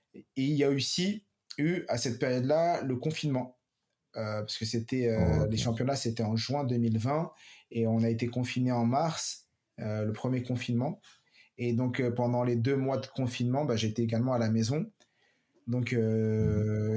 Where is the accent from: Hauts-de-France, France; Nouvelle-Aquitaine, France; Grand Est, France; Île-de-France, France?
Île-de-France, France; Paris; moved away as an adult; now in Montpellier, France; moi j'ai grandi à Paris, je travaillais à Paris, je suis arrivé il y a 4 ans sur Montpellier